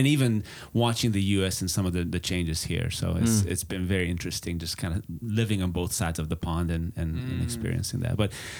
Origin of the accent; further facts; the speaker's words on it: Budapest, Hungary; English is a second language; moved away as an adult; now in Texas, United States; I'm actually from Budapest, Hungary. So that's where the slight accent comes from, or strong for some, I guess. But that's where I was born and raised, back under communism.